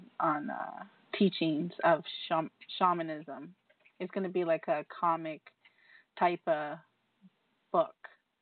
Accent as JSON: {"language": "English", "region": "New York", "country": "United States", "said": "as a New Yorker"}